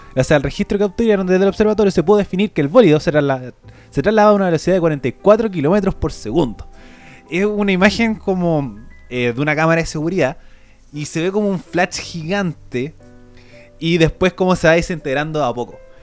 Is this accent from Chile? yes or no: yes; Chile; moved away; also born or lived in Europe